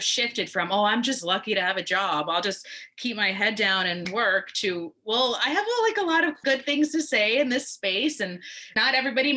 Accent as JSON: {"language": "English", "town": "New York City", "region": "New York", "country": "United States", "said": "I'm from New York City, and to maybe let that my accent come out sometimes"}